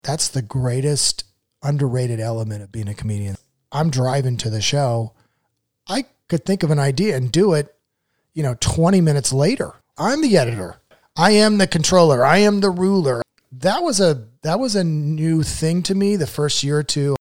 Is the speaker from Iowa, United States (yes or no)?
yes; Newton, Iowa, United States; now in Indianapolis, United States; I grew up in Newton, Iowa, which was the home of Maytag washers and dryers